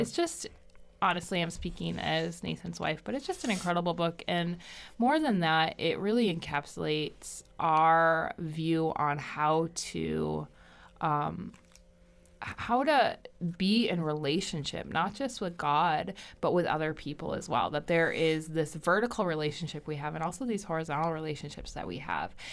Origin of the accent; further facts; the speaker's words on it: Michigan, United States; I'm from Michigan